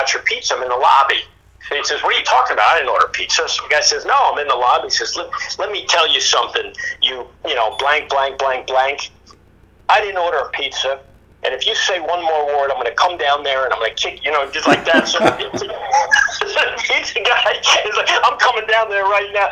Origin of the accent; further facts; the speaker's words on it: New Jersey, United States; moved away as an adult; also born or lived in Austin, Texas; I'm down here from New Jersey, right? I just left a lot of my Italian brothers, a lot of my Jewish friends.